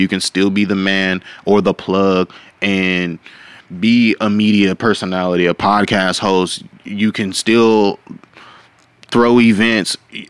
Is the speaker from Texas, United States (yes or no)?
yes; Fort Worth, Texas, United States; I'm from Fort Worth